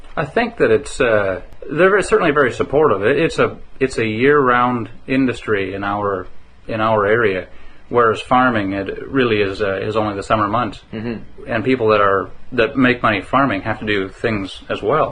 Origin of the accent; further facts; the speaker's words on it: Calgary, Alberta, Canada; now in Manning, Canada; growing up in Calgary, I knew it was it was a wonderful city to live